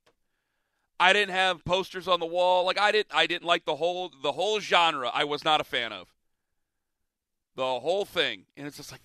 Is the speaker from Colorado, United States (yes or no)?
no; Ohio, United States; I grew up in Ohio